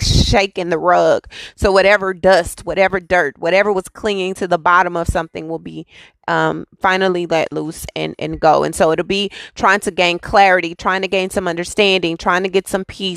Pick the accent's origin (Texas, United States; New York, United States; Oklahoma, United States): Texas, United States; I'm from Texas. I live in Texas.